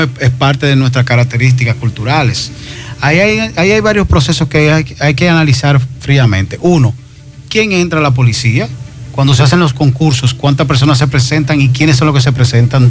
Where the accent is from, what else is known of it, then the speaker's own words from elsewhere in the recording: Dominican Republic; nuestra identidad como dominicano